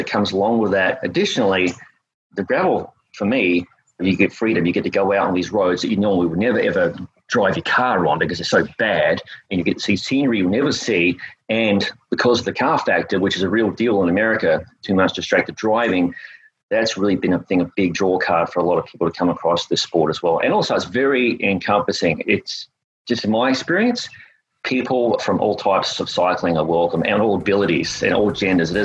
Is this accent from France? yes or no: no; Australia; moved away as an adult; also born or lived in North Florida, United States; now in United States; I'm originally from Australia. I moved to the United States around about 1998.